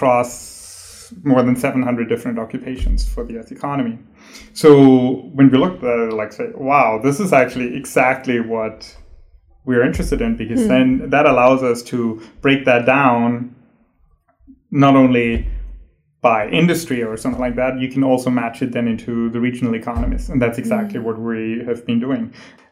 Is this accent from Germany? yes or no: yes; Germany; moved away as an adult; also born or lived in San Diego, United States / Chicago, United States; now in Inland Empire, United States; from Germany, where I'm originally from.